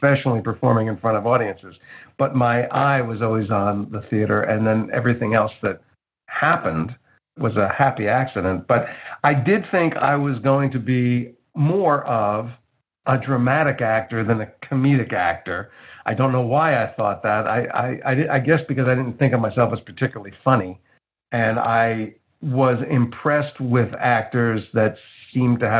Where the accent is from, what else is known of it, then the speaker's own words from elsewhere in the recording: Livingston, New Jersey, United States; when I was growing up in Livingston.